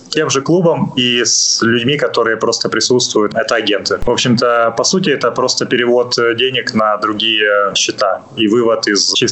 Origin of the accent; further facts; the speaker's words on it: Netherlands; also born or lived in Ukraine; Хоть я понимаю, родился в Украине, родился в Советском Союзе, но вот сознательную часть сознательной жизни я провел в Нидерландах